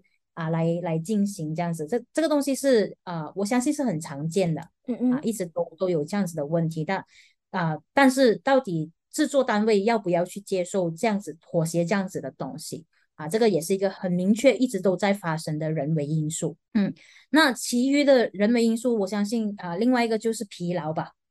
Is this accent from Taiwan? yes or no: no; Malaysia; 我们马来西亚人